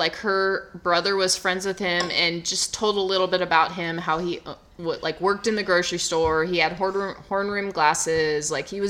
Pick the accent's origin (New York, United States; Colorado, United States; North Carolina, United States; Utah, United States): New York, United States; Buffalo; But we're not from Long Island.